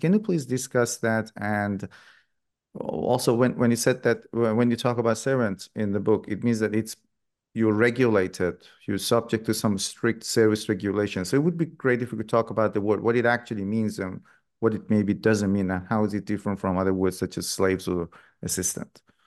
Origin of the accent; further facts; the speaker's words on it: Iran; moved away; I grew up in Iran myself